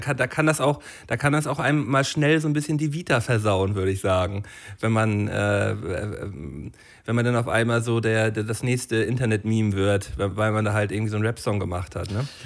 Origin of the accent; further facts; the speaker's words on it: Flensburg, Schleswig-Holstein, Germany; von so einer dänischen Schule bei uns in Flensburg